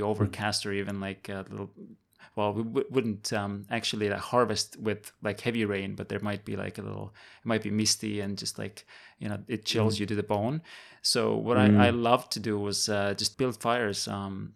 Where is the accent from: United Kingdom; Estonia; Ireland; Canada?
Estonia; now in Taiwan; I grew up in Estonia